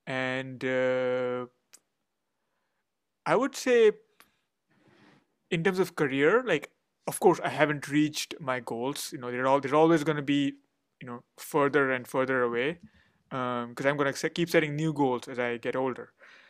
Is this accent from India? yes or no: yes; India; first language Hindi; English is a second language; so I speak Hindi, which is my mother tongue, but I can't write it or read it much. And then English is my main professional language.